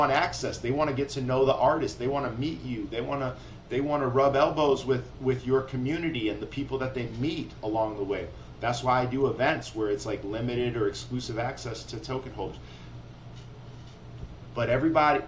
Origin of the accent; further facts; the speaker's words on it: Rockford, Illinois, United States; moved away; also born or lived in Chicago; I'm from the Midwest. You know, I'm from Rockford, Illinois. I spent a decade in Chicago